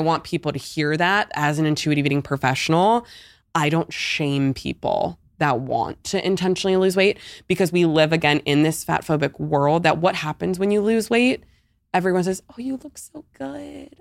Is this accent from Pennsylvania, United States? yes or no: yes; Pittsburgh, Pennsylvania, United States; moved away as an adult; also born or lived in Hoboken, New Jersey; now in Ponte Vedra Beach, United States; I grew up my whole life in Pittsburgh, P